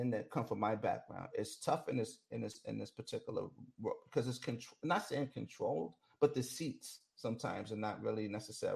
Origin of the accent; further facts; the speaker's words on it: New York, United States; I'm from New York